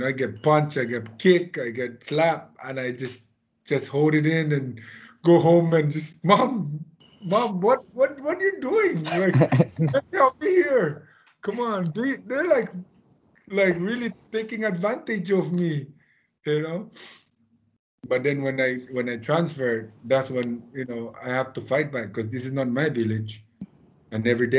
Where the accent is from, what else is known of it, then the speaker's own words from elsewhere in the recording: Saipan, Northern Mariana Islands; I grew up here in Saipan.